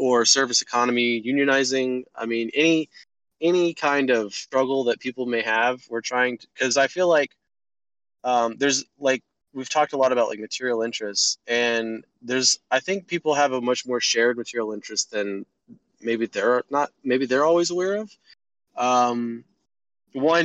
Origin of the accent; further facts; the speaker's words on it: Texas, United States; moved away as an adult; now in Augusta, United States; I'm from Texas, but from the South